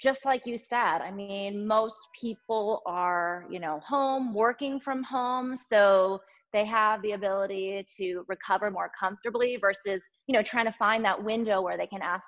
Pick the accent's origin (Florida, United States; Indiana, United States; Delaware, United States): Delaware, United States; moved away as an adult; also born or lived in Boston, Massachusetts; now in Los Angeles, United States; I was born and I grew up in Delaware on the East Coast.